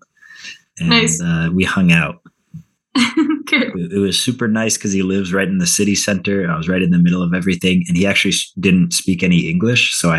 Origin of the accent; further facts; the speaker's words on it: United States; moved away as an adult; now in Spain; other Americans